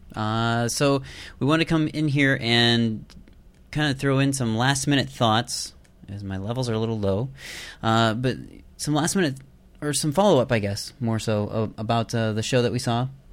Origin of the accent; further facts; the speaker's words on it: eastern Iowa, United States; moved away; I'm originally from Iowa